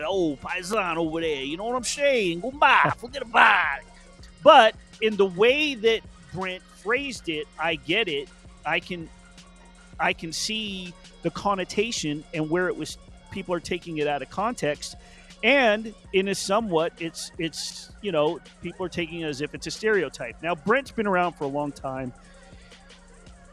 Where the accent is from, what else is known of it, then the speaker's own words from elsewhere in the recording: Las Vegas, Nevada, United States; the 70s and 80s and growing up in Las Vegas